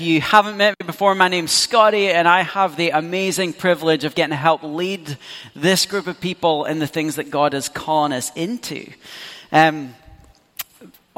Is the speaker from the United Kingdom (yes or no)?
yes; Scotland, United Kingdom; As a Scot